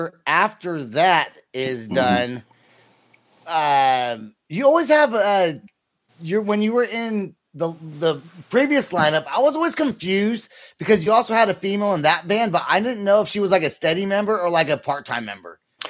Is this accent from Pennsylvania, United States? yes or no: no; Sacramento, California, United States; I'm being from the Sacramento area myself.